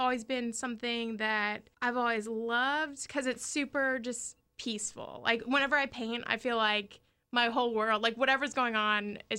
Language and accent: English; Jacksonville, Florida, United States; I'm from Jacksonville. Neptune Beach.